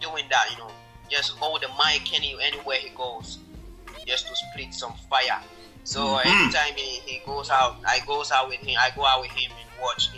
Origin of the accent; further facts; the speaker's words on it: Ghana; I was born in Ghana.